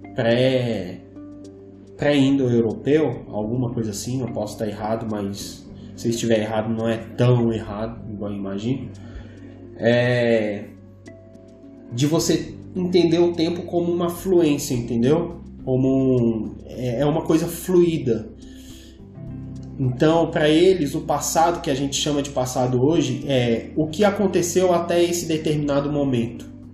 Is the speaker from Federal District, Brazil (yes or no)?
yes; Brasília, Federal District, Brazil; nós somos de Brasília